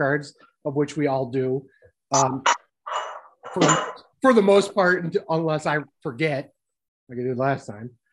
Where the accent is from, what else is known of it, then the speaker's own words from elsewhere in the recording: United States; I'm American.